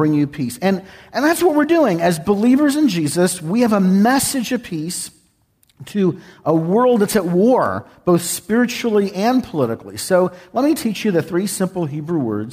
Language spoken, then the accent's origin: English; San Antonio, Texas, United States; moved away; I was born and raised in San Antonio